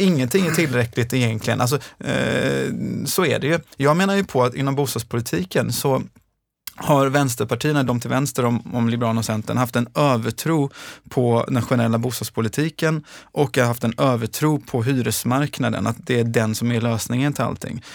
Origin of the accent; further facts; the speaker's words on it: Gothenburg, Västra Götaland, Sweden; also born or lived in Gårdsten, Gothenburg; Jag kommer från Tynnered i Göteborg, ett socialt utsatt område